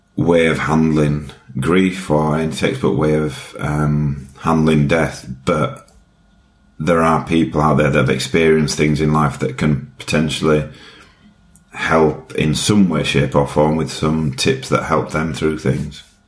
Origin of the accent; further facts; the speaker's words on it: Yorkshire and the Humber, United Kingdom; accent: Yorkshire; My accent is from Yorkshire um, in the UK. Very proud to be from Yorkshire